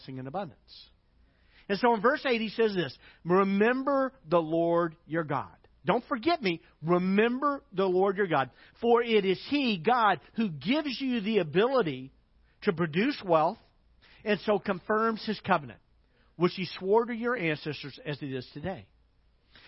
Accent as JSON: {"language": "English", "country": "United States"}